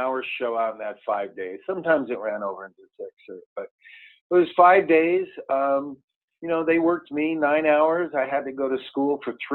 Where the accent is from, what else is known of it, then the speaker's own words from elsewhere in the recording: Los Angeles, California, United States; also born or lived in Santa Monica; I grew up on top of Bel Air Road. I was born in Santa Monica and, Bel Air's in West Los Angeles